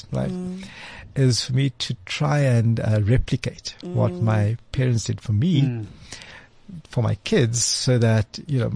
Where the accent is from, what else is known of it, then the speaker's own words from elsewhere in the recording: Cape Town, Western Cape, South Africa; I grew up in Cape Town, in Athlone, heart of Cape Town.